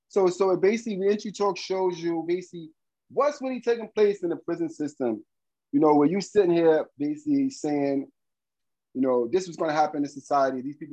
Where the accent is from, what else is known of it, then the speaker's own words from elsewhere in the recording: New York City, New York, United States; I grew up in Bed-Stuy, Brooklyn.